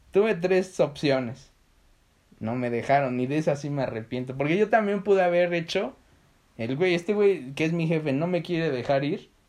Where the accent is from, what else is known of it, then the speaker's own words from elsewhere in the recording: Tulum, Quintana Roo, Mexico; Soy Tuluminati. de, vengo de Tulum.